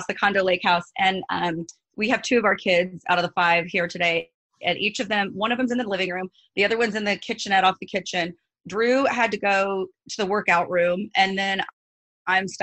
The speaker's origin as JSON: {"language": "English", "region": "Missouri", "country": "United States", "also_born_or_lived": "San Diego, California", "moved": "as an adult", "lives_now": "Orange County, United States", "said": "I'm from Missouri, but I've lived in OC I've lived in Orange County like 16 years, but I lived in San Diego, like the La Jolla area, before I moved to OC."}